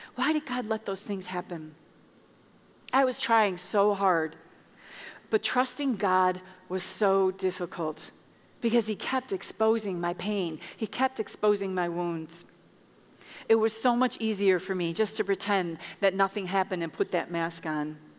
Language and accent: English; Chicago, Illinois, United States; moved away as an adult; now in Indiana, United States; I'm from Chicago, and um, I moved to Indiana 13 years ago with my two children, and I left my family back home